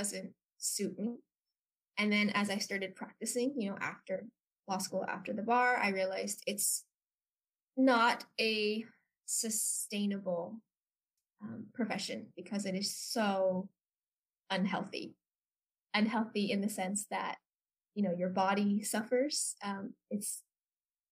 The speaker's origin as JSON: {"language": "English", "area": "San Francisco Bay Area", "region": "California", "country": "United States", "tie": "born or raised there", "moved": "as an adult", "lives_now": "Taiwan", "said": "I am half Taiwanese American, born and raised in California, San Francisco Bay Area"}